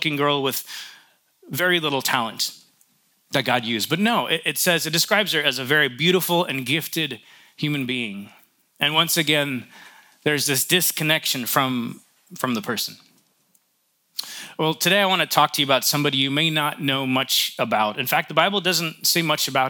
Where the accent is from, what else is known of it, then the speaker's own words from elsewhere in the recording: New York, United States; I grew up in New York